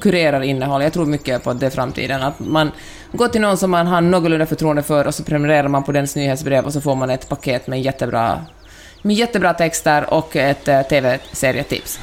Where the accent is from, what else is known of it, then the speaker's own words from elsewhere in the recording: Helsinki, Uusimaa, Finland; also born or lived in Stockholm; now in Santa Monica, United States; Jag är ju helsingforsare